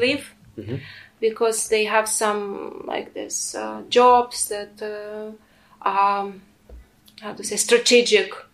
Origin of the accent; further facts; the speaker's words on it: Kyiv Oblast, Ukraine; English is a second language; moved away as an adult; now in Ewersbach, Germany; I am a Ukrainian. I'm a Ukrainian